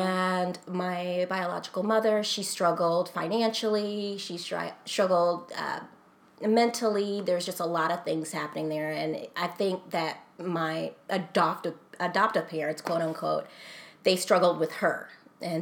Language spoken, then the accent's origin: English; Minnesota, United States; born or raised there; also born or lived in Texas